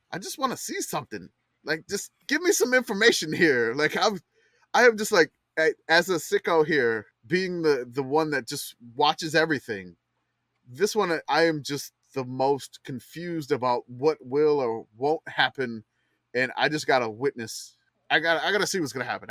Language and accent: English; New Orleans, Louisiana, United States; I'm from New Orleans